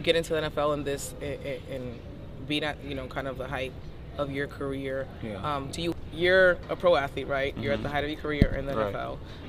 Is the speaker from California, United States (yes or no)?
no; New York City, New York, United States; I grew up in the South Bronx.